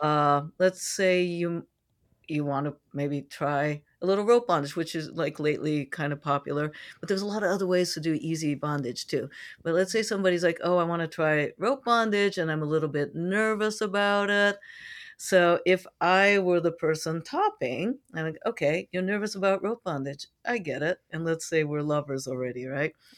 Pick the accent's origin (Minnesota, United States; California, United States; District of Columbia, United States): California, United States; San Francisco; I'm from San Francisco